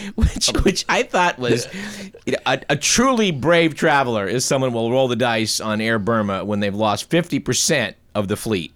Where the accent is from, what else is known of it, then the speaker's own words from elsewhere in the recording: United States; being an American